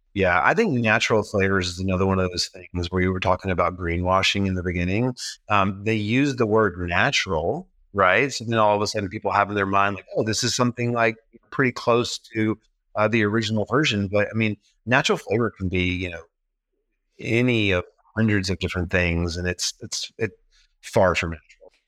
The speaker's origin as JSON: {"language": "English", "region": "the South", "country": "United States", "tie": "born or raised there", "also_born_or_lived": "Memphis", "moved": "yes", "said": "I grew up in the South."}